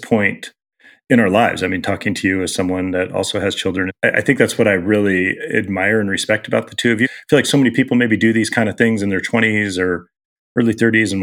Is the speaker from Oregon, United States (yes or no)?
yes; Southern Oregon, United States; also born or lived in Los Angeles / Portland; now in Seattle, United States; I'm from Southern Oregon